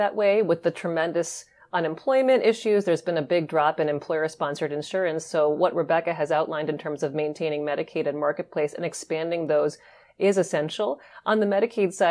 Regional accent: Michigan, United States; my home state of Michigan

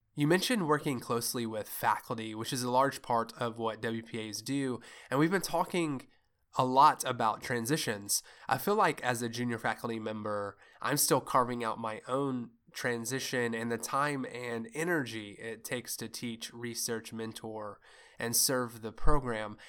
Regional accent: Kentucky, United States; I'm from Kentucky

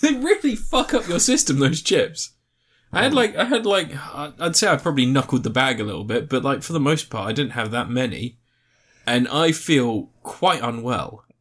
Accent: United Kingdom; we are British

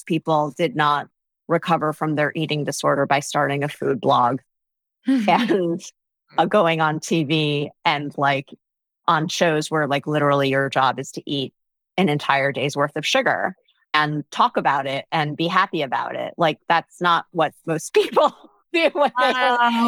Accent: New Jersey, United States; I'm from New Jersey

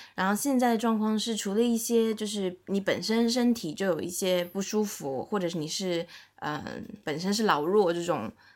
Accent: Shanghai, China; 我是一个在上海长大的上海人，然后目前也在上海工作，然后也是在外资的一家娱乐公司工作

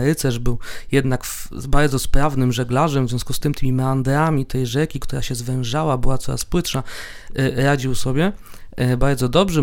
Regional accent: Łódź, Łódź Voivodeship, Poland; jestem z Widzewa

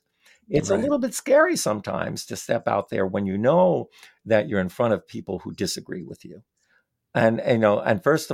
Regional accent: Vermont, United States; well, yeah, I'm from Vermont and we are a liberal state.

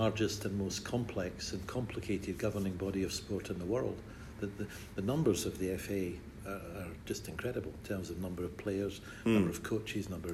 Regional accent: Scotland, United Kingdom; being a Scot

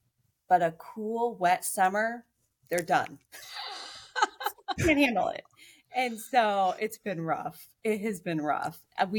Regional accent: Beaverton, Oregon, United States; moved away as an adult; also born or lived in Spokane, Washington / Corvallis, Oregon / Eugene, Oregon; now in Alaska, United States; born and raised in Beaverton, go Low Warriors, just down the road from KPTV. My husband's from there as well. So both our parents still live in the houses we grew up in, and most of our family and friends are still there.

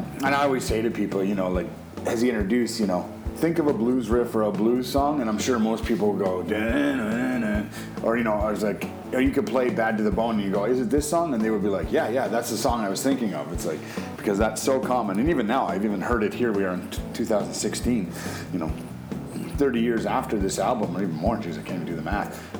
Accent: Canada; we're all Canadian guys

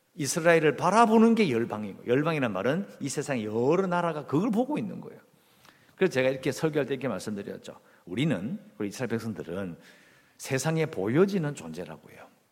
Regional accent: South Korea; 어릴 때부터 이 한국에서 자랐으니까

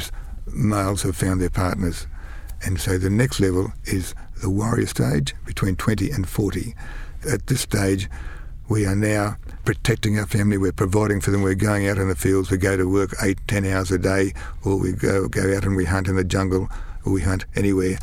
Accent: Kingaroy, Queensland, Australia; also born or lived in Brisbane; I was actually born and raised outside of Kingaroy. I was born in Kingaroy, but raised on a peanut farm, on a peanut dairy farm.

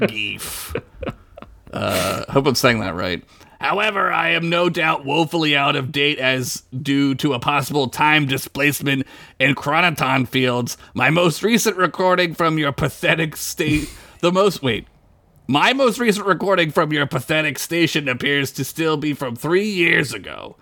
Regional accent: United States; I'm an American

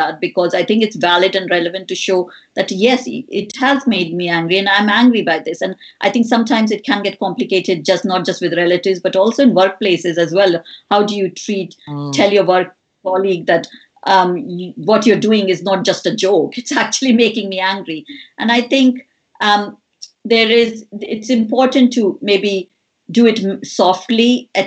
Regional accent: India; moved away; I grew up in India

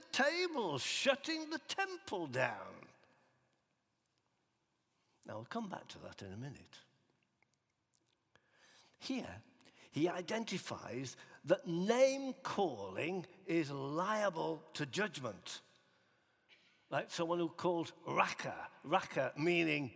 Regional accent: Huddersfield, Yorkshire and the Humber, United Kingdom; growing up in Huddersfield in West Yorkshire

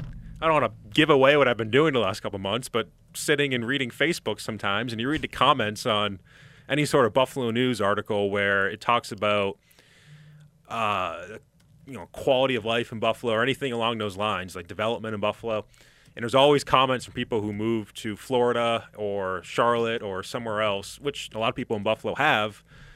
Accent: Hamburg, Germany; I grew up in Hamburg, and, you know, I've been around this city my entire life.

